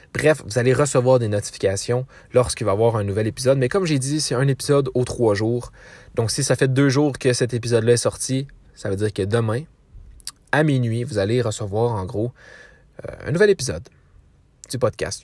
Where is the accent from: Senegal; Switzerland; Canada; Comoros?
Canada; Quebec